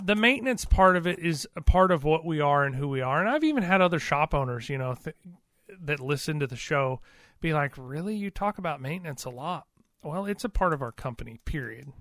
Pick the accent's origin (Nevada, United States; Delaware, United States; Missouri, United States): Missouri, United States; We're from Missouri